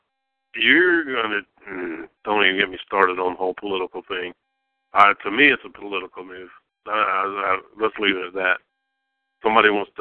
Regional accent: Alabama, United States; I grew up in Alabama

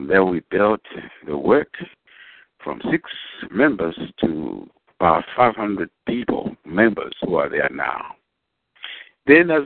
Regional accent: Zambia; moved away as an adult; now in Dallas, United States; I was born in Africa, in Zambia, and I went to school there, finished my high school.

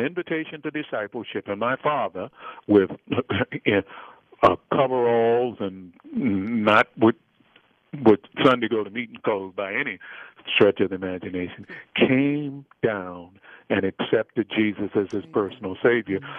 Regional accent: Baltimore, Maryland, United States; I grew up in Freddie Gray's neighborhood. And for those who may not recognize that, that's the neighborhood in Baltimore, Maryland

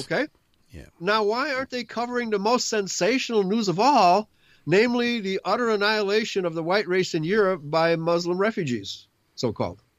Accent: United States; my right as an American

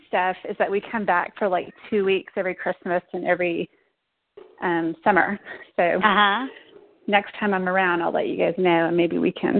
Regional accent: Texas, United States; moved away; I come from Texas.

